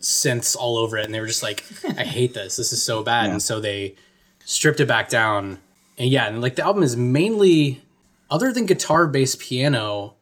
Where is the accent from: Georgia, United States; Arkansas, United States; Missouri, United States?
Georgia, United States; Atlanta; I'm from Atlanta or outside of Atlanta